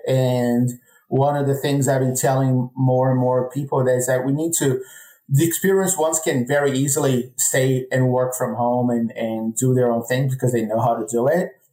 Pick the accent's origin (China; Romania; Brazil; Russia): Brazil; moved away as an adult; now in United States